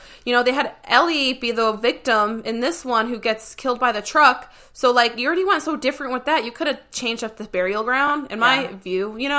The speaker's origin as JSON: {"language": "English", "region": "New England", "country": "United States", "said": "I'm from New England"}